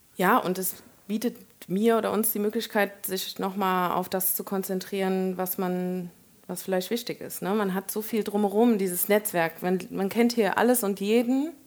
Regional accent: Koblenz, Rhineland-Palatinate, Germany; moved away as an adult; also born or lived in Nassau / Munich; Koblenz, da bin ich ja erwachsen geworden

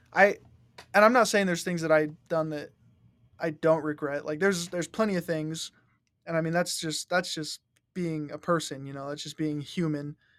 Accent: Rock Springs, Wyoming, United States; growing up in Rock Springs

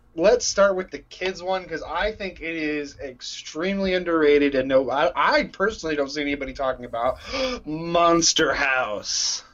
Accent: Texas, United States; moved away as an adult; now in Illinois, United States; I grew up in Texas

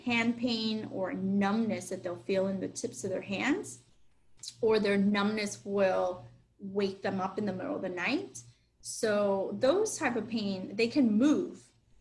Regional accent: Miami, Florida, United States; I'm a Miami girl

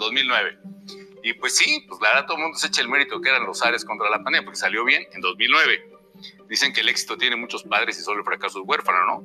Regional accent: Mexico; yo creo que soy una persona, mexicana mexicano que siempre ha estado bajo ataque

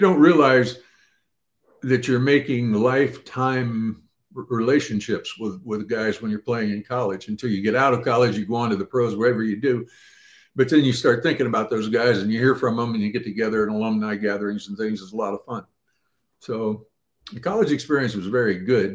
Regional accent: Ohio, United States; I grew up in the Midwest out in Ohio.

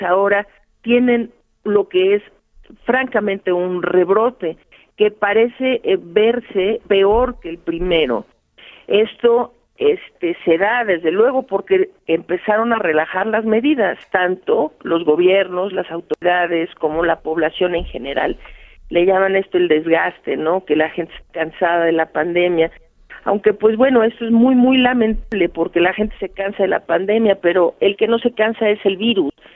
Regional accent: Mexico

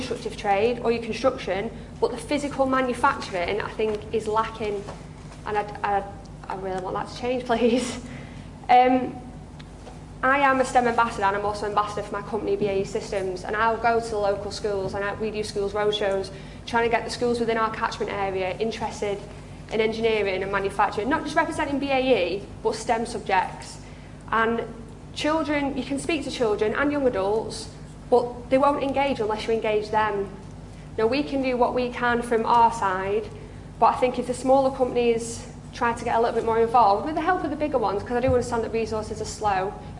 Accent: the Northwest, North West England, United Kingdom; I'm from the Northwest

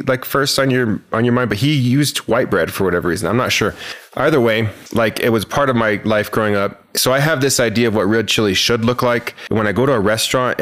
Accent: Santa Fe, New Mexico, United States; I am from the state capital of Santa Fe, New Mexico. I was born there.

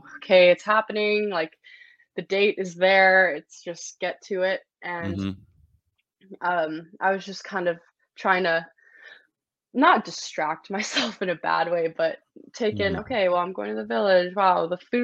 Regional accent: Toronto, Ontario, Canada; also born or lived in Singapore; I'm from Toronto.

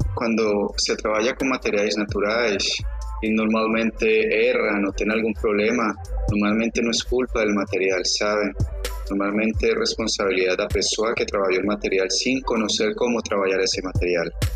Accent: Colombia; yo soy de Colombia, ¿eh? Soy de una región muy específica.

